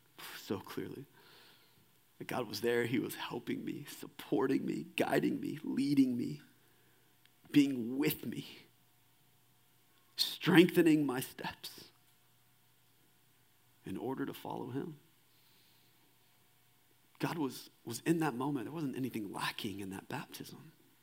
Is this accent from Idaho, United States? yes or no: no; Kingwood, Texas, United States; And I grew up right outside of Houston in a suburb called Kingwood, Texas.